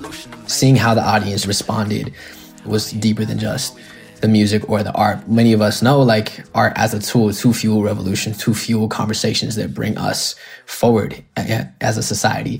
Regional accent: Colorado, United States; I was born in Colorado, occupied Arapaho Ute territory

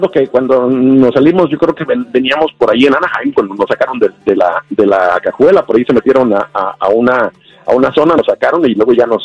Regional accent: Tariacuri, Michoacán, Mexico; moved away; mi corazón también está en mi tierra de origen, allá en Tariacuri, Michoacán. Este, no puede dejar uno de pensar en nuestro México querido

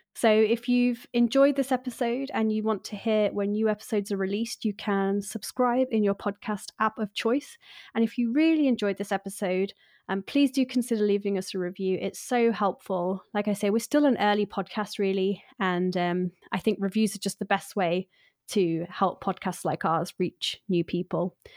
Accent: United Kingdom; I'm too British

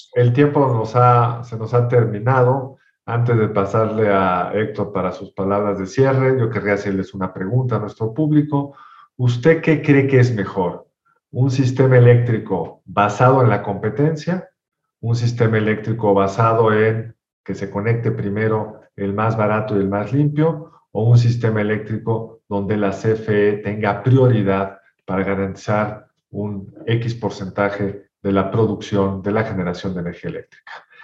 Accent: Mexico; somos los mexicanos

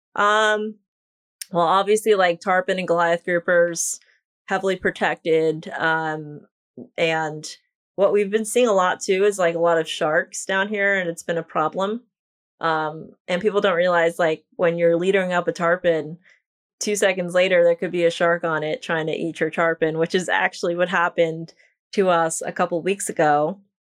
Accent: New York, United States; now in Islamorada, United States; I am from New York, but I currently live in the Florida Keys.

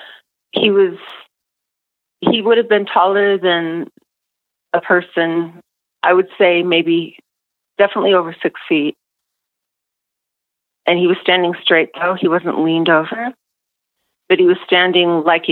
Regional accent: Seattle, Washington, United States; I grew up in Seattle

